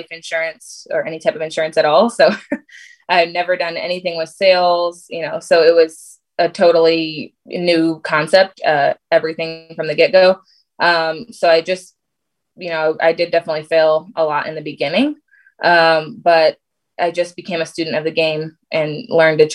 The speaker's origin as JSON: {"language": "English", "region": "Connecticut", "country": "United States", "tie": "born or raised there", "moved": "yes", "lives_now": "Michigan, United States", "said": "I grew up in Connecticut. I'm in Michigan now"}